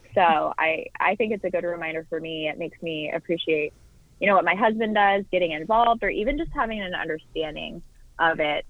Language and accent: English; Orange County, California, United States; moved away as an adult; also born or lived in Washington, D.C.; I grew up in Orange County, California